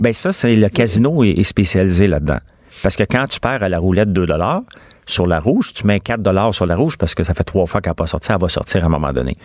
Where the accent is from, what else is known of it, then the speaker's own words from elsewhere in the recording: Quebec, Canada; Je suis québécois, mais avec une feuille d'érable